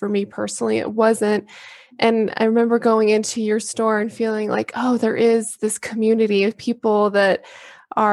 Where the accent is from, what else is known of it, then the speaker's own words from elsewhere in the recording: Texas, United States; I grew up in Texas as well.